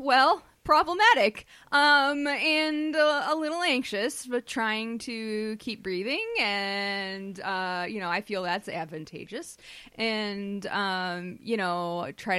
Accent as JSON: {"language": "English", "region": "Minnesota", "country": "United States", "accent": "Minnesota", "said": "my Minnesota accent"}